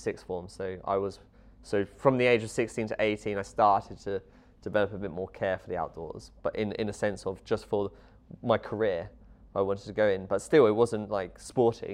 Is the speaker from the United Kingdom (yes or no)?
yes; Luton, East of England, United Kingdom; I was brought up in Luton, a bit of an urban area